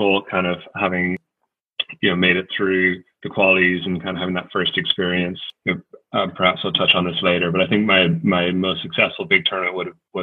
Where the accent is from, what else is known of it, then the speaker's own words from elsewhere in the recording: Ireland; growing up in Ireland